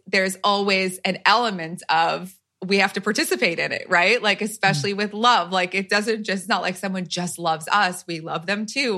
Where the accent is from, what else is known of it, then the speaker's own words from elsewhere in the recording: New Jersey, United States; I'm from Jersey